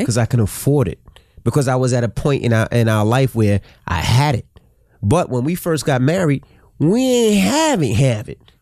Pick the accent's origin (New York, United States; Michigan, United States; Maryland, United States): New York, United States; New York City; we were from Queens